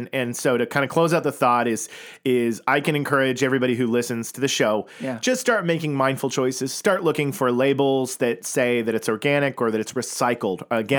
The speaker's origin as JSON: {"language": "English", "town": "Tulsa", "region": "Oklahoma", "country": "United States", "tie": "born or raised there", "said": "I grew up in that world. I grew up in Tulsa, Oklahoma"}